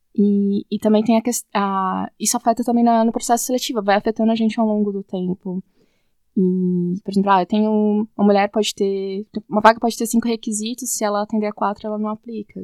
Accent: Suzano, São Paulo, Brazil; eu sou de Suzano, na, na região, Suzano, São Paulo

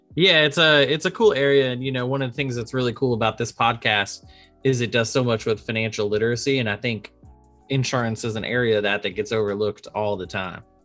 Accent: Arlington, Texas, United States; moved away; also born or lived in Boston; I grew up in Arlington, Texas, right outside Dallas

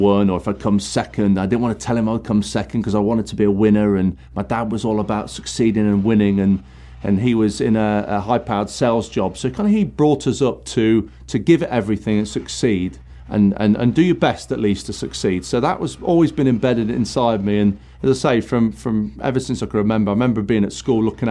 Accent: Nottingham, East Midlands, United Kingdom; I grew up in Nottingham

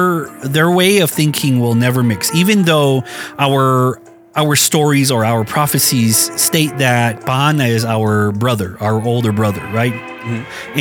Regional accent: Tuba City, Arizona, United States; real Hopi in a way, because yes, I'm integrated into Baana society. You know, I grew up in the city. I grew up in Tuba City.

